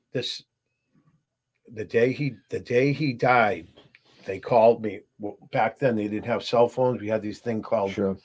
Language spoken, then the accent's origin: English; Burlington, Massachusetts, United States; I grew up in Burlington, Mass